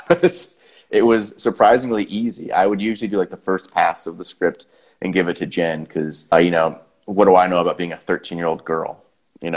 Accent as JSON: {"language": "English", "town": "Winchester", "region": "Massachusetts", "country": "United States", "tie": "born or raised there", "said": "I grew up just outside Boston in a town called Winchester, Massachusetts"}